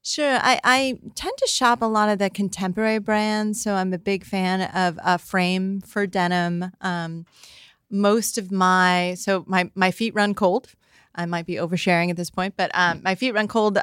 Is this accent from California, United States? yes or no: yes; San Francisco, California, United States; we grew up in San Francisco